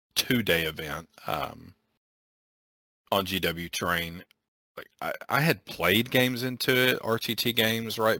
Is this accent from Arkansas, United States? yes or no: yes; Arkansas, United States; we're from Arkansas